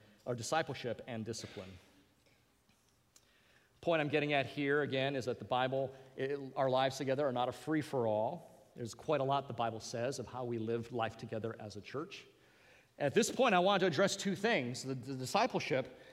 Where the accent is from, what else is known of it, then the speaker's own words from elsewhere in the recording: Hawaii, United States; accent: Pidgin; I come from Hawaii, so I'm going to go into a little pigeon here